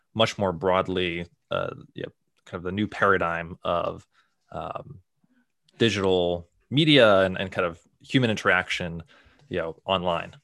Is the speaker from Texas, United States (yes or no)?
no; Boston, Massachusetts, United States; I grew up in the Boston area